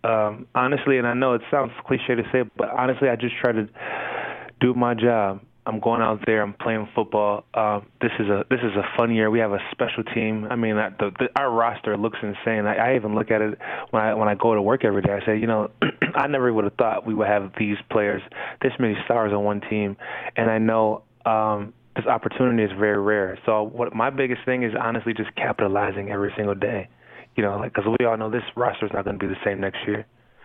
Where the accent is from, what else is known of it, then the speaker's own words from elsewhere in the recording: New York, United States; I'm from New York, and I started my career in New England.